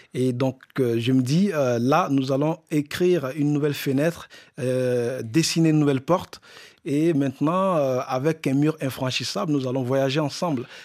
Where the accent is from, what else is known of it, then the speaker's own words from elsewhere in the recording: Burkina Faso; moved away; du Burkina Faso, le pays, mon pays d'origine